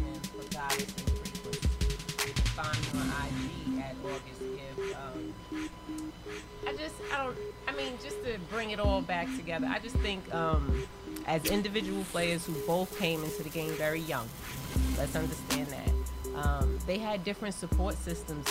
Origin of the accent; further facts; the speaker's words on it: New York, United States; I'm a New Yorker